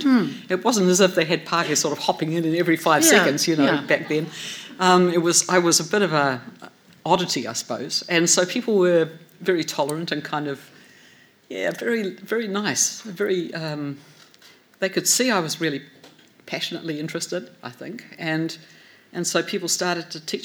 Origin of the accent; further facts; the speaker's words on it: Gisborne, New Zealand; I grew up in Gisborne on the east coast in the Te Rāwhiti